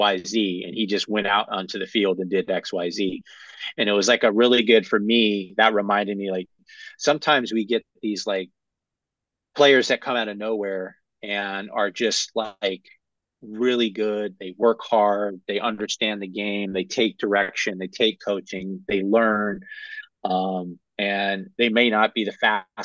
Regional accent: Cleveland, Ohio, United States; I am from Cleveland

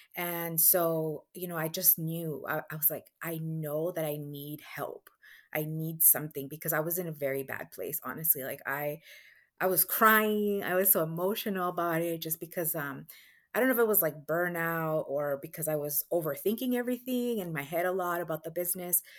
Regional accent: Guatemala; moved away; I was born in Guatemala

